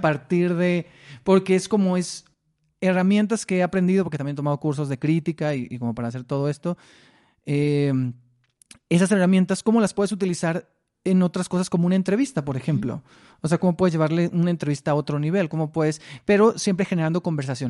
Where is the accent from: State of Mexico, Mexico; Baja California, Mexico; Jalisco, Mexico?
Baja California, Mexico; Mexicali; moved away; Yo soy de Mexicali, entonces tomaba cursos allá en la Casa de la Cultura